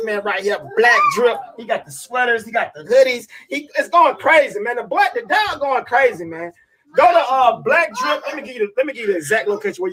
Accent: Atlanta, Georgia, United States; I'm from Atlanta, Georgia, and our state food is hot wings

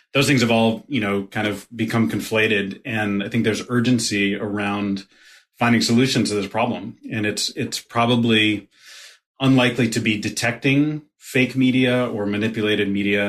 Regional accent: Connecticut, United States; accent: Brooklyn; now in Brooklyn, United States; I consider myself a New Yorker. Yeah, I grew up in Connecticut. I've lived all over the place, but I've been in Brooklyn for 20 plus years

